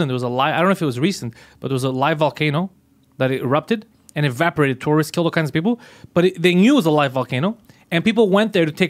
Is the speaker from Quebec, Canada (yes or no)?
yes; Montreal, Quebec, Canada; I was born and raised in Montreal.